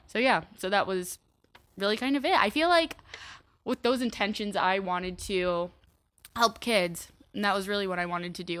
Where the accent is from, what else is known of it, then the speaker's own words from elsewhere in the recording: Iowa, United States; moved away as an adult; now in Chicago, United States; Iowa or University of Iowa's thirty minutes away from my hometown